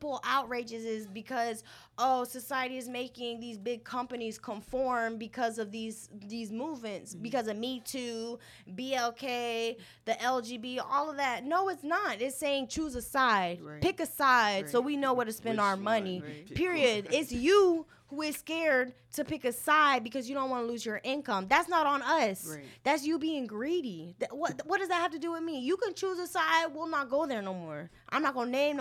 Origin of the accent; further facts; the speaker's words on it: United States; I would consider myself American